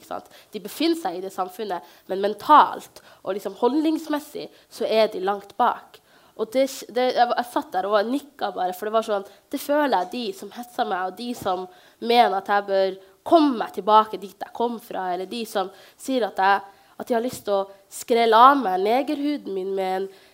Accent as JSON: {"language": "Norwegian", "town": "Bodø", "region": "Nordland", "country": "Norway", "tie": "born or raised there", "said": "vokse opp i Bodø, en veldig fin by hvor jeg ble tatt varmt imot"}